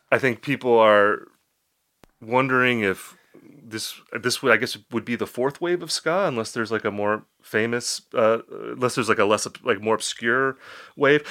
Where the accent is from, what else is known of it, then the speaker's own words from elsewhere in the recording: Appleton, Wisconsin, United States; my hometown, I'm from Appleton, Wisconsin